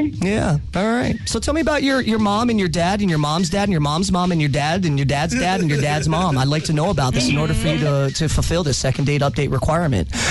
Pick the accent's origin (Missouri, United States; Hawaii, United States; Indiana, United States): Hawaii, United States; I'm Hawaiian from both, my mom's a quarter, my dad's a quarter makes me a quarter.